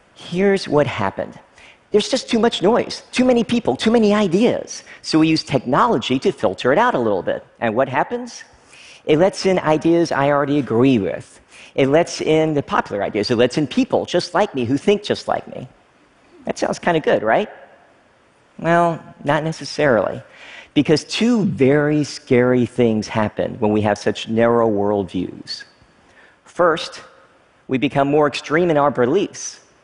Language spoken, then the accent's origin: English; Frankfort, Kentucky, United States; moved away as an adult; also born or lived in Oneida, Tennessee / Stearns, Kentucky; I lived there for the first few years of my life before moving to another small town, Frankfort, Kentucky. Basically, I grew up in small town America, conservative at its heart